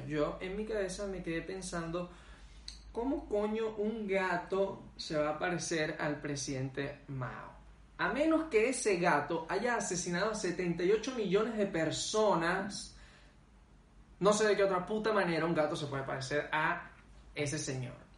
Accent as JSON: {"language": "Spanish", "country": "Venezuela", "moved": "as an adult", "said": "uno como venezolano que viene de un país"}